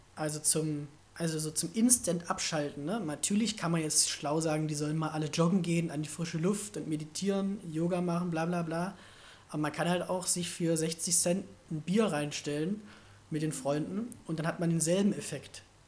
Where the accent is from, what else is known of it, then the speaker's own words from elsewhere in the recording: Germany; Aber ich komme immer noch aus Deutschland